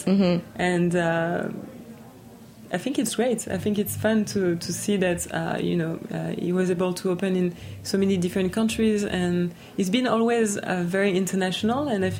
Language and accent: English; New York, United States; born there